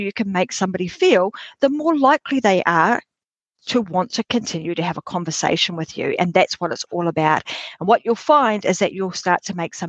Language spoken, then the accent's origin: English; Australia; my home country, Australia